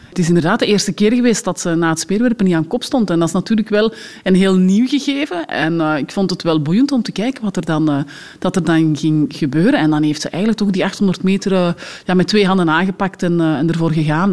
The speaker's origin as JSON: {"language": "Dutch", "country": "Belgium"}